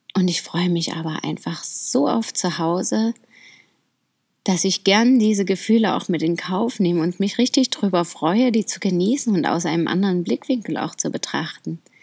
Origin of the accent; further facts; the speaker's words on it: Dresden, Saxony, Germany; ich mag Deutschland und vor allem auch meine Heimat einfach so sehr. Ich finde das so schön dort. Dresden und seine Umgebung ist echt ein Traum für mich